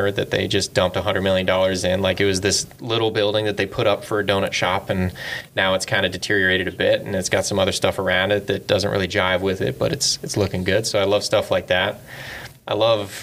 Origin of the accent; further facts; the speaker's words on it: Irvine, California, United States; growing up in Irvine